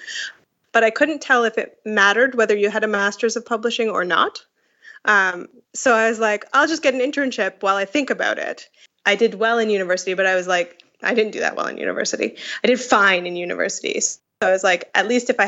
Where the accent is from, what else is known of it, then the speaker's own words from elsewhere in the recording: Canada; also born or lived in Montreal; So I'm a Canadian